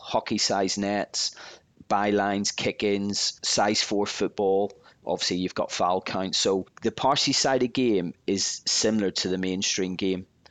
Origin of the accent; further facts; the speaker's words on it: Belfast, Northern Ireland, United Kingdom; I was just a young lad growing up in Belfast from a rough area